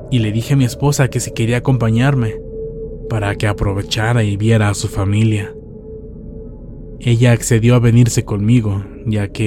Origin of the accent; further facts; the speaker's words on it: Culiacán, Sinaloa, Mexico; moved away as an adult; Mi esposa y yo somos de Culiacán, Sinaloa. Hace unos años nos fuimos a vivir a Guadalajara, ya que un hermano me planteó la idea de que allá ganaría más dinero.